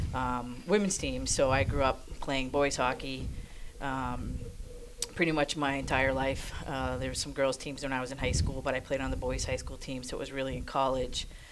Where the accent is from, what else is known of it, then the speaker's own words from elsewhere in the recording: Maine, United States; I grew up in Maine